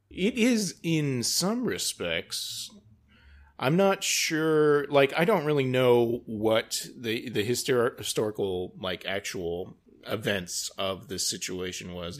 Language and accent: English; United States; as an American